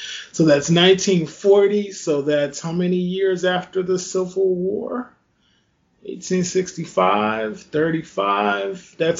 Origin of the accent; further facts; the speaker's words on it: Louisiana, United States; my home state, Louisiana